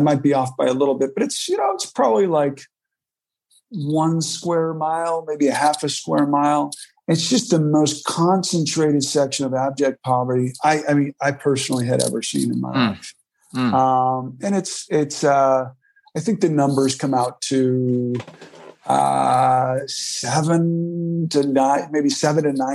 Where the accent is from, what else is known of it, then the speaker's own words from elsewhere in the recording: Milwaukee, Wisconsin, United States; moved away; I was from Milwaukee